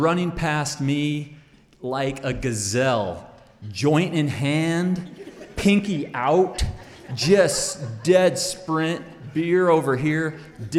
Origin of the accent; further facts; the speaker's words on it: Northern California, United States; now in Idaho, United States; growing up in California